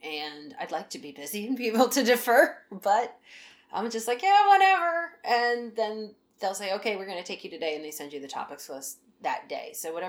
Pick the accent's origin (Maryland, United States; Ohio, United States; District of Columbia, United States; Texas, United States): Maryland, United States; Baltimore; from Baltimore, and I'm here to talk about